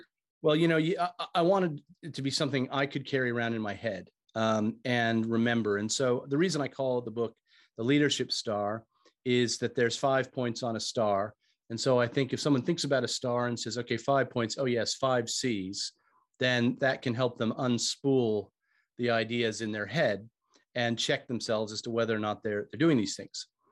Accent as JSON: {"language": "English", "country": "United States", "also_born_or_lived": "Australia / United Kingdom", "moved": "as an adult", "said": "you can probably tell from my accent, I'm originally from the States"}